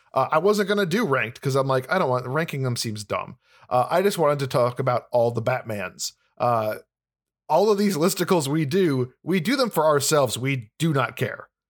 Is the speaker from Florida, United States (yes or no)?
no; Illinois, United States; I'm from Illinois, the land of corruption